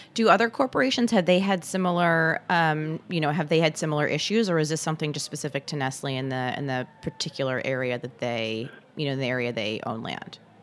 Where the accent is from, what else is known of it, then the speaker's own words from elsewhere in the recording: Michigan, United States; a fellow Michigander